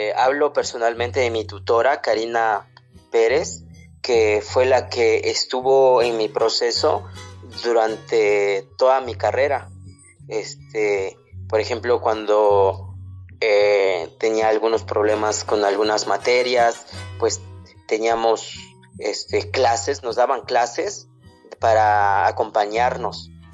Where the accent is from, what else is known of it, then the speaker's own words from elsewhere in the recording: a village in Oaxaca, Mexico; first language Zapotec; Spanish is a second language; moved away as an adult; also born or lived in Mexico City; no hablo bien el español, mi lengua materna es el zapoteco